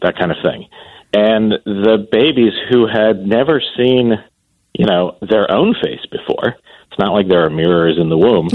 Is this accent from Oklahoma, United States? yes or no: no; Columbus, Ohio, United States; my hometown, which is Columbus, Ohio